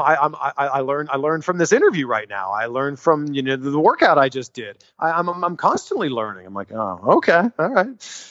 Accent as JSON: {"language": "English", "country": "Canada", "said": "I'm from Canada"}